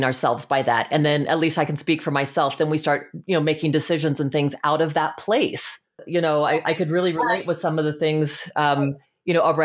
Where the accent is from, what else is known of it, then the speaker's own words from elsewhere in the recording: Fort Collins, Colorado, United States; also born or lived in Los Angeles; I grew up in little old Fort Collins, Colorado